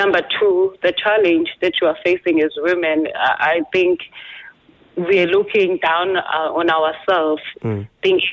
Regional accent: Nongoma, KwaZulu-Natal, South Africa; I'm from KwaZulu-Natal in a small town called Nongoma. It's in Zululand.

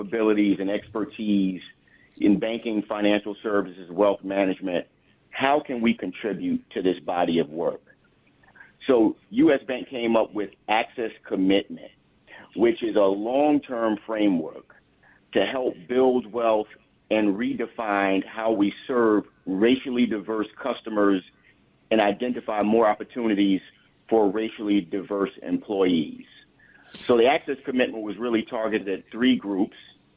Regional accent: New York area, United States; I was born and raised in the New York area, and I live in the suburbs of Long Island

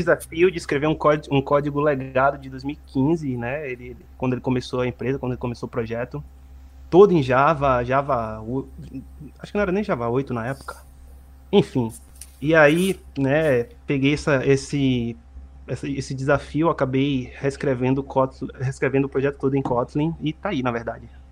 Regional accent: Salvador, Bahia, Brazil; moved away as an adult; now in Montreal, Canada; eu sou de Salvador, Bahia. Não sei se vocês pegaram aí pelo meu sotaque

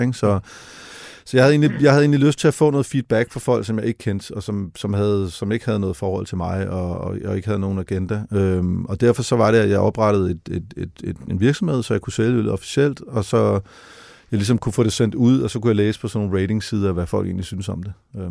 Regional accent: Denmark; hjemme i Danmark

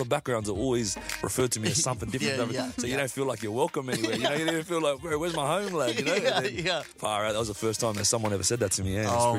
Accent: Australia; I grew up in Australia

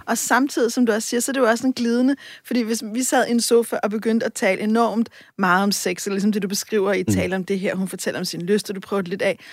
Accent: Copenhagen, Capital Region of Denmark, Denmark; Jeg er også fra, altså, jeg er fra Vesterbro og Vestegnen

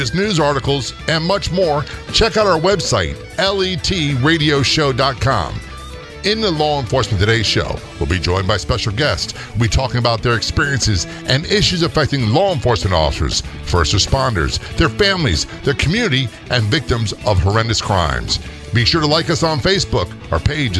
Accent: Florida, United States; Calling us from my home state, Florida.

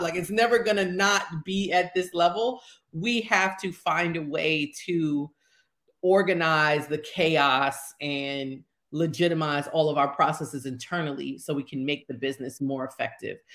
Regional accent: New York City, New York, United States; I'm from Harlem, born and raised

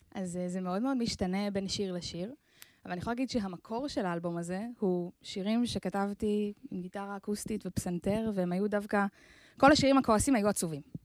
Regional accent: Ganei Hadar, Central District, Israel; נולדתי במושב שנקרא גני הדר, כן. ליד רחובות.

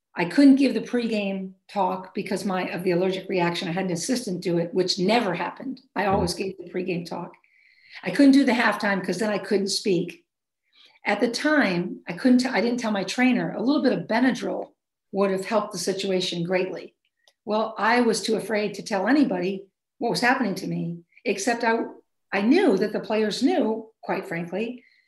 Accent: Maine, United States; moved away; also born or lived in Chicago, Illinois / Michigan; I'm from Maine originally

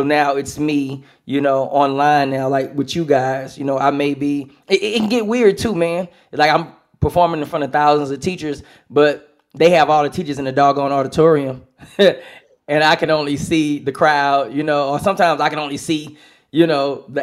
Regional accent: Houston, Texas, United States; Smart Financial in Houston. My hometown, Smart Financial

